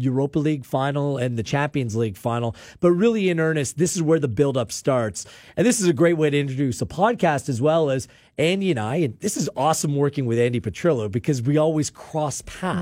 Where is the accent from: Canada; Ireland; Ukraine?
Canada; I'm Canadian first